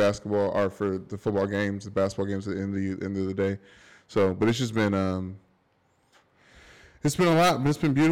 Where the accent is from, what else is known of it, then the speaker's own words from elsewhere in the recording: Louisville, Kentucky, United States; also born or lived in Detroit; growing up in Louisville